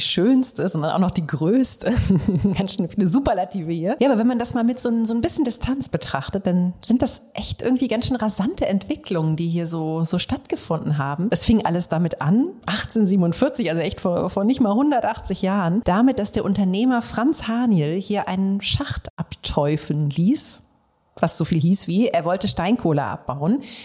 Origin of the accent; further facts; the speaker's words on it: Aachen, North Rhine-Westphalia, Germany; ich komme eben aus dem tiefsten Westen von NRW. Noch tiefer als … Bochum und zwar aus Aachen.